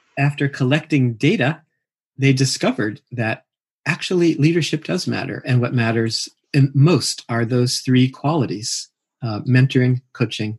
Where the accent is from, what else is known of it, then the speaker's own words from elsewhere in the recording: Mill Valley, California, United States; I sit with a group here in my hometown in Mill Valley